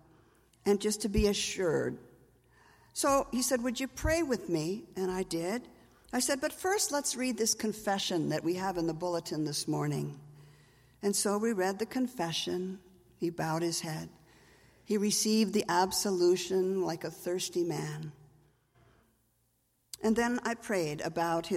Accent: Minnesota, United States; I'm from Minnesota.

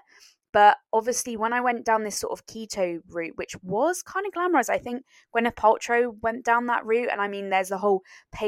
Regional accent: France; growing up in France

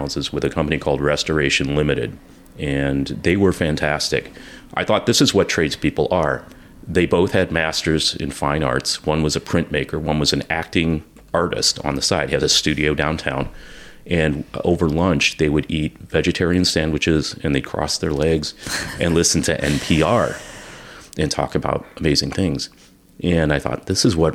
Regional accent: Bloomington, Illinois, United States; also born or lived in Fairplay, Colorado / South Chicago suburbs, Illinois; now in Champaign-Urbana, United States; I actually grew up in Bloomington Normal. But then we moved in with my grandparents, who were elderly and needed assistance. My grandmother had emphysema. And so I did junior high and high school in the South Chicago suburbs

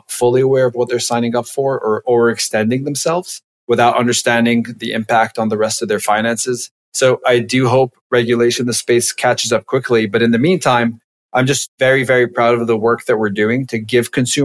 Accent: Lebanon; moved away as an adult; now in United States; I'm originally from Lebanon.

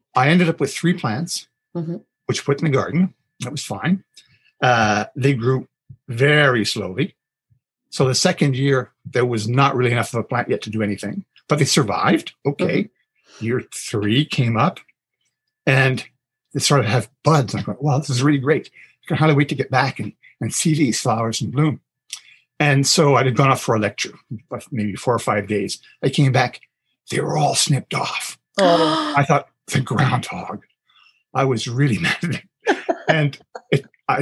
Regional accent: Toronto, Ontario, Canada; moved away; That would be in Scarborough. I'm from Toronto originally

